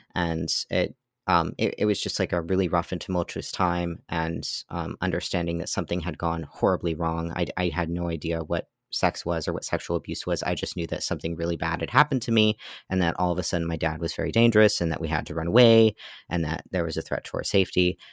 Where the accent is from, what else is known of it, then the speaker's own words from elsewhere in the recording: Pennsylvania, United States; also born or lived in Massachusetts; so I was born in Massachusetts, and then when I was eight, we moved to Pennsylvania, where I've lived since